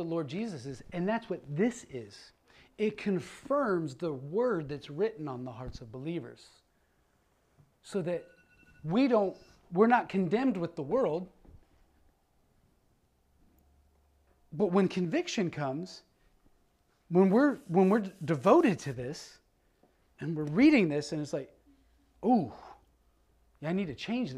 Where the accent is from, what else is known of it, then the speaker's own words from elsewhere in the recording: Ohio, United States; moved away; I'm originally from Ohio, but we moved here.